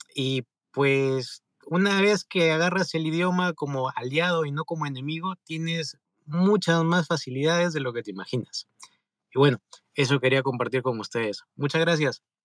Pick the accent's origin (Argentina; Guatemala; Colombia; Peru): Peru; moved away as an adult; now in California, United States; soy de Perú. En pocas palabras, vine terminando la carrera aquí a California, Estados Unidos